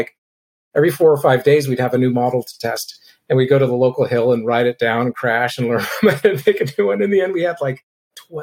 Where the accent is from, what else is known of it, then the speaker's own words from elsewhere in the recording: Berkeley, California, United States; also born or lived in Oakland / San Francisco; when I was growing up in Berkeley